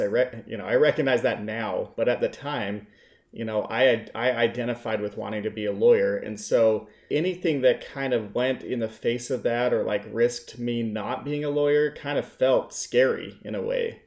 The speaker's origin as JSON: {"language": "English", "town": "Salt Lake City", "region": "Utah", "country": "United States", "tie": "born or raised there", "also_born_or_lived": "Las Vegas, Nevada / Saint George, Utah", "moved": "as an adult", "said": "I grew up in Salt Lake City, Utah"}